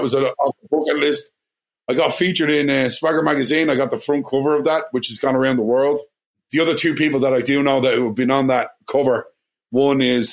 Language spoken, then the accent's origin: English; Ireland; accent: Irish; moved away as an adult; now in Washington, D.C., United States; are you Irish? And I'm going, yeah